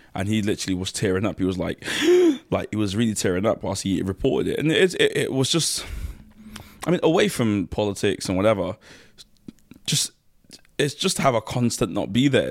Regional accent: London, United Kingdom; also born or lived in Nigeria / Kent / Manchester; I'm also from South East London. That's where I grew up

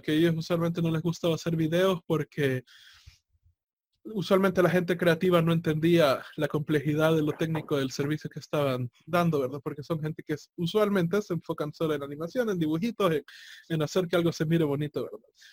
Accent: El Salvador; en mi país que es bastante pequeño, ¿verdad? El Salvador es bastante pequeño

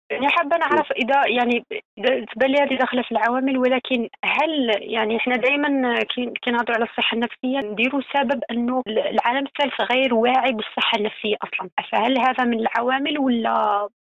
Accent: Algeria; عندنا في الجزائر

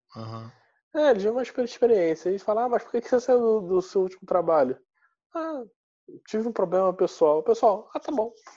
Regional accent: Rio de Janeiro, Brazil; moved away as an adult; now in Porto, Portugal; eu sou carioca

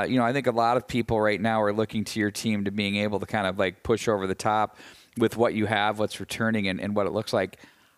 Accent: Chaska, Minnesota, United States; And growing up in the Chaska-Chan program, a lot of those kids were in Pee Wee AA, Bantam AA type state tournament experiences, and you get used to it.

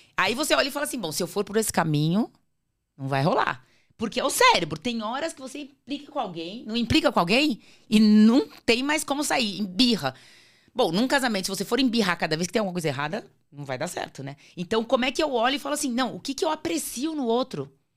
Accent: Natal, Rio Grande do Norte, Brazil; also born or lived in Sertãozinho, São Paulo, Brazil; em 78 a gente foi morar em Natal

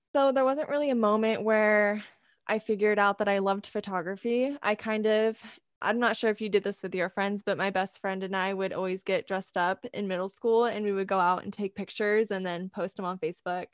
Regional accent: California, United States; moved away as an adult; now in Idaho, United States; I'm actually originally from California, but I'm currently attending school in Idaho

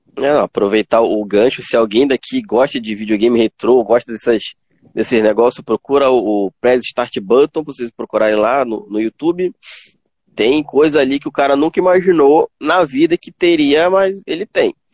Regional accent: Tucuruí, Pará, Brazil; Já eu sou do Pará, cidade de Tucuruí

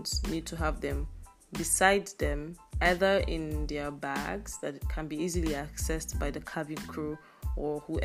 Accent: Nigeria; As a Nigerian

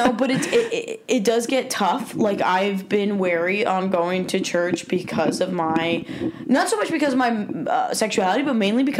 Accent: Northeast, United States; moved away; where I grew up in the Northeast

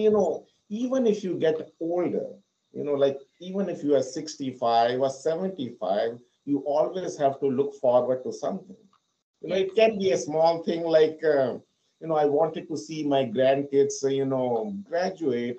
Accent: India; moved away as an adult; also born or lived in London; now in United States; So I'm basically from India and I have lived there for 26 years. I came to US in 2008 and I have been living here for the past 14 years.

